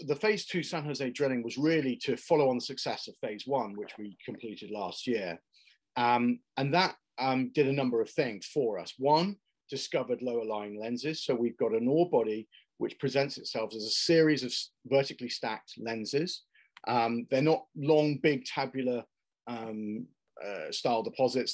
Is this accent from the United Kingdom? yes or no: yes; United Kingdom; also born or lived in Ireland; I'm, I'm British uh, and Irish by background